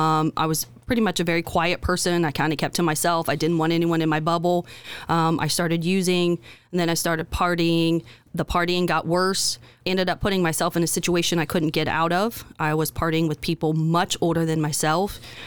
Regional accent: Indiana, United States; We grew up in Western Jay County, and my mother battled addiction and mental illness.

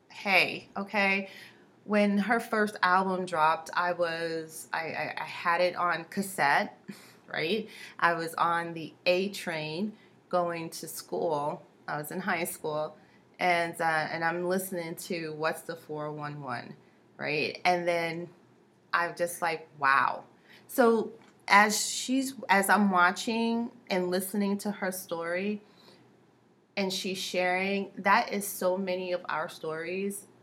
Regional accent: New York, United States; I grew up in New York, and you know, my mom was very sheltering

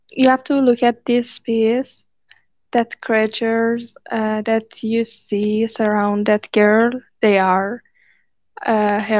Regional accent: Iran; English is a second language; from Iran.

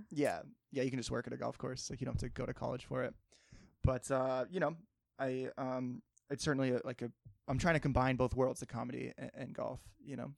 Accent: Cape Cod, Massachusetts, United States; also born or lived in Martha's Vineyard; I grew up in Cape Cod

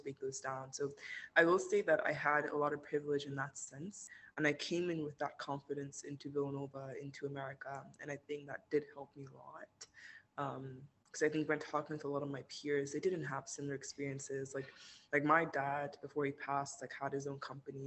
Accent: Nigeria; moved away as an adult; now in United States; I grew up in Nigeria. I was born here, um, and I only moved to the states for college like three and a half years ago.

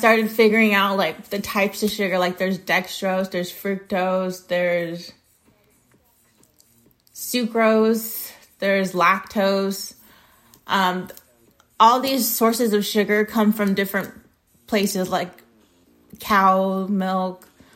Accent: United States; I'm American.

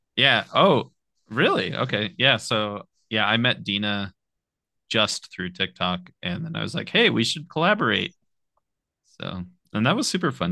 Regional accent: Apple Valley, California, United States; also born or lived in Murray, Utah; raised in Apple Valley, California, which is uh, near Victorville

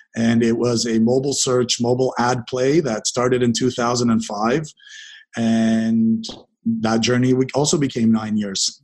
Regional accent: Dundas, Ontario, Canada; first language English; also born or lived in Israel; now in Toronto, Canada; I was born in Israel. I uh, arrived in Canada in 1978, grew up out in a small town beside Hamilton called Dundas, Ontario.

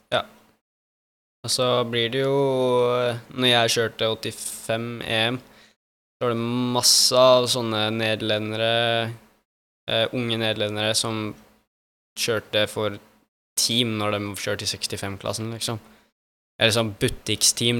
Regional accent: Norway; now in Italy; jeg er norsk

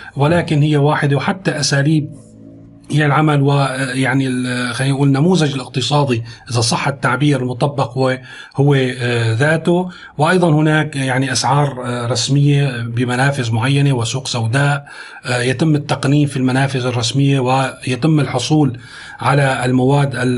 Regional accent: Syria; نحن كسوريين

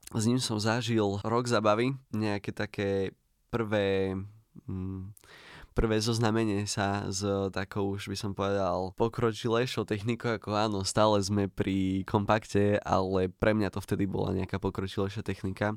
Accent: Prešov, Prešov Region, Slovakia; u nás v Prešove

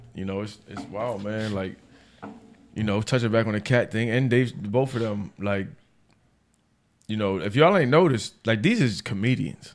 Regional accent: United States; I'm American to the day I die.

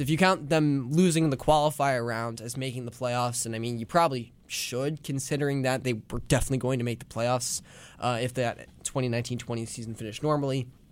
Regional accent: Haddonfield, New Jersey, United States; I'm a sophomore from Haddonfield, New Jersey, right outside of Philadelphia

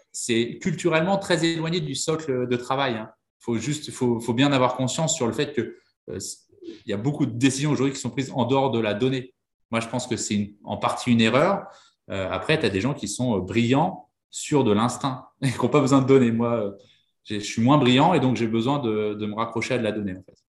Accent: Vannes, Brittany, France; je suis breton. dans une, je viens d'une petite ville qui s'appelle Vannes, dans le Morbihan.

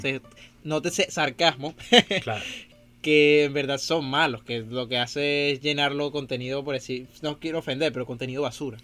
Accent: Venezuela; moved away; me crié en Venezuela

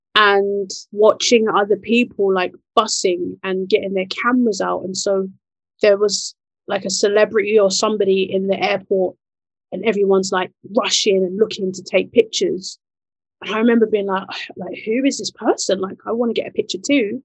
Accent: Nigeria; I'm Nigerian, so we're in the west

